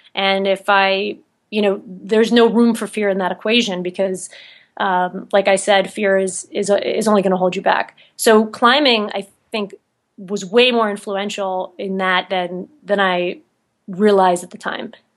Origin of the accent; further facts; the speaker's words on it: New Jersey, United States; moved away as an adult; also born or lived in New York City; now in Salt Lake City, United States; I'm actually from, born and raised in New Jersey